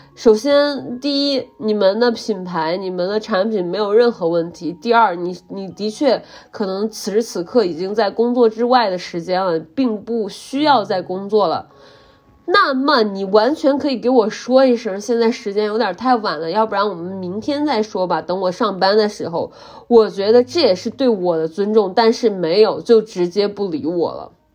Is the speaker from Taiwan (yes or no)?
no; Henan, China; 大家都知道我来自河南